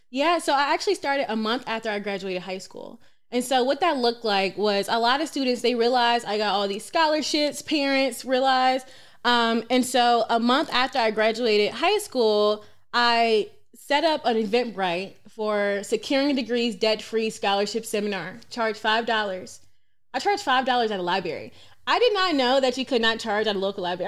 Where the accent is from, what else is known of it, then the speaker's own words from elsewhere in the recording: Atlanta, Georgia, United States; I'm born and raised in Atlanta, Georgia